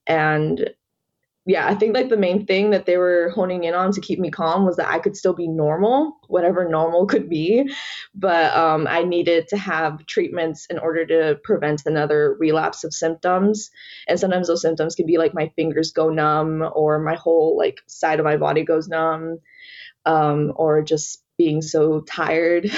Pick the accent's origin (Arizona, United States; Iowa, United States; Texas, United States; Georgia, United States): Georgia, United States; Atlanta; I was born and raised here in Georgia. That's all I know